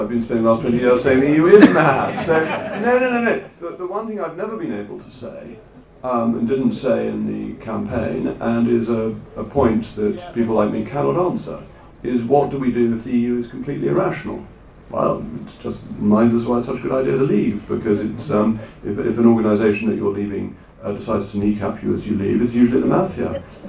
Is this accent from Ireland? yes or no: yes; Ireland; But the great advantage of being Irish is that we then have a seat on these international bodies